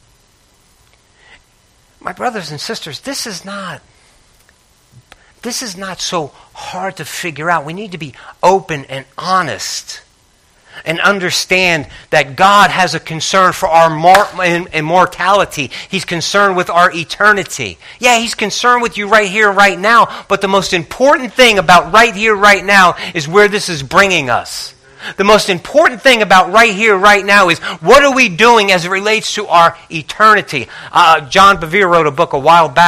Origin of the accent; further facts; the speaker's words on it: Northeast, United States; I grew up in the Northeast, and I grew up with some people that had a lot of nerve.